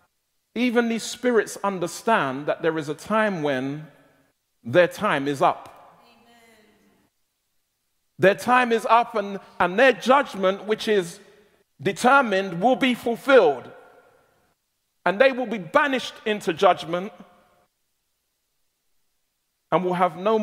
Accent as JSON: {"language": "English", "region": "London", "country": "United Kingdom", "tie": "born or raised there", "said": "I was born and raised in South London, and I'm given to colloquialisms"}